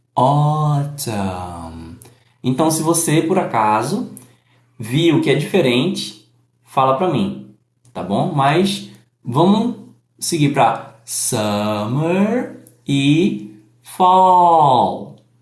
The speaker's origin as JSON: {"language": "Portuguese", "country": "Brazil", "said": "I am from Brazil."}